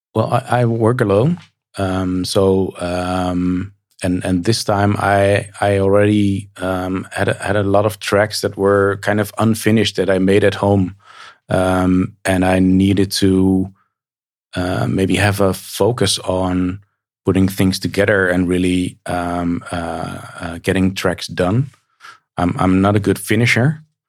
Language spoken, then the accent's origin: English; Nijmegen, Gelderland, Netherlands; in Nijmegen, my hometown